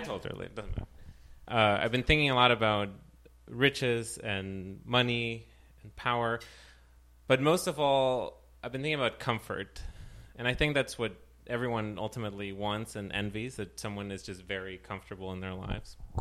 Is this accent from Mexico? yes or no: yes; Ciudad Juárez, Chihuahua, Mexico; moved away; I was raised in Juarez, in the Mexican border